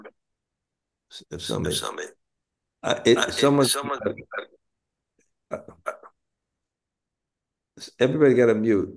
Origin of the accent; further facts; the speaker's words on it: New York City, New York, United States; also born or lived in Bensonhurst, Brooklyn; at the age of six, I moved from Bensonhurst to Canarsie